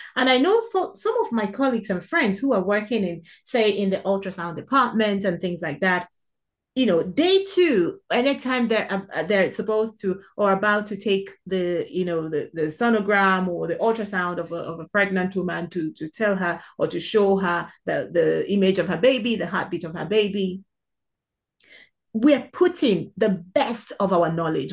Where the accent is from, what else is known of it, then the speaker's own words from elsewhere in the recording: South East Nigeria, Nigeria; moved away; being born and raised, uh, in, in Africa, or in an African country, in Nigeria more specifically